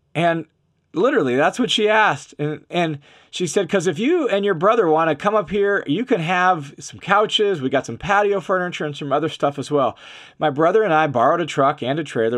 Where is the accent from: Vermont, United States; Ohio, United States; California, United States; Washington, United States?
Washington, United States; Tacoma; I grew up in Tacoma, Washington